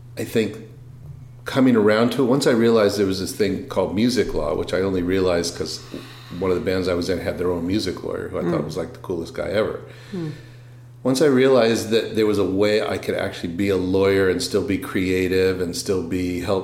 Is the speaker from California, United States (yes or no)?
yes; Los Angeles, California, United States; also born or lived in San Diego; I went to high school in L.A.